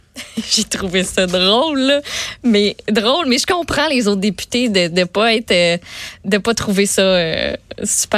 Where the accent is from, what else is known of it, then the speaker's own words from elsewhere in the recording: Quebec City, Quebec, Canada; moved away; je viens de Québec, j'ai beaucoup d'amis à Québec